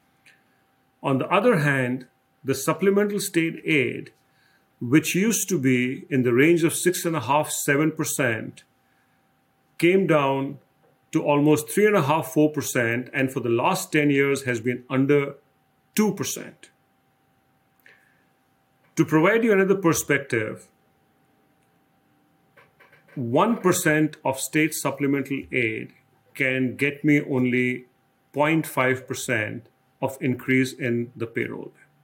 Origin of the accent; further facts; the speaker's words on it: India; now in Des Moines, United States; Growing up in India, my father always provided a lot of emphasis on education